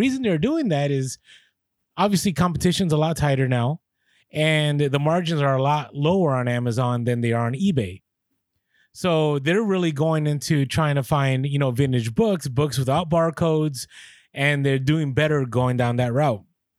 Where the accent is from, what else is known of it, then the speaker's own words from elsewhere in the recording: San Francisco, California, United States; The reason I get it is because I grew up in the Bay Area in San Francisco, and people are just mean out there.